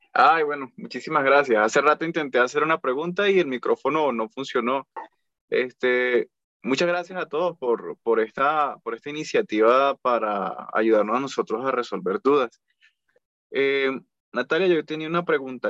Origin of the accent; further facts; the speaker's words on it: Colombia; pero yo vivo en Colombia y yo soy colombiano.